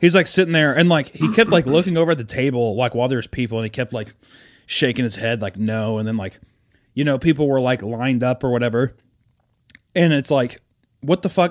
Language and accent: English; Kansas City, United States; moved away; I'm from Kansas City